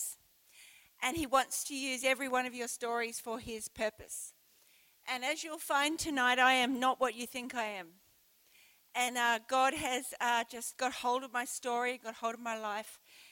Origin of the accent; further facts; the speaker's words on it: Brisbane, Queensland, Australia; moved away as an adult; also born or lived in United Kingdom; now in Port Lincoln, Australia; I'm originally from Brisbane.